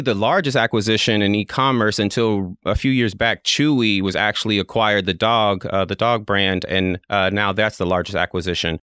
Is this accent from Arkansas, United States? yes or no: yes; Fort Smith, Arkansas, United States; born and raised in Fort Smith, Arkansas